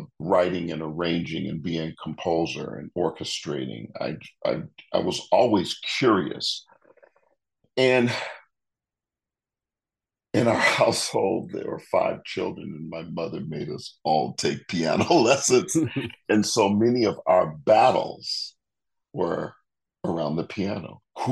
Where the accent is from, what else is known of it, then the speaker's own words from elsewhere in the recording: Detroit, Michigan, United States; moved away as an adult; also born or lived in Amherst, Massachusetts; now in Waco, United States; I grew up in Detroit.